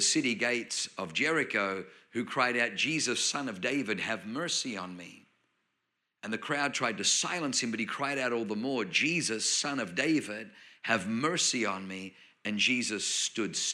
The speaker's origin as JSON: {"language": "English", "country": "Australia", "tie": "born or raised there", "also_born_or_lived": "Germany / New Zealand / South Auckland", "accent": "Australian", "moved": "yes", "lives_now": "Anaheim Hills, United States", "said": "You probably notice I have a Australian accent. But I was born in Germany, but I grew up in Australia. I spent 7 years in New Zealand"}